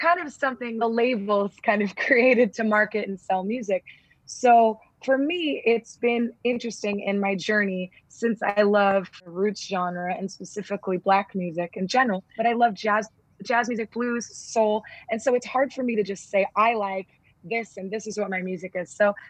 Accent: California, United States; And I realize that, you know, growing up in Southern California, I don't have the same experience that, you know, a Black person living in the 1950s in Mississippi does.

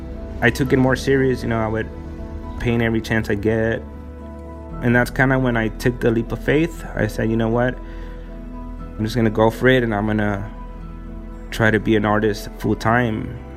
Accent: Oakland, California, United States; moved away as an adult; also born or lived in Tijuana, Baja California, Mexico; now in Mexico; I grew up in Oakland all my life.

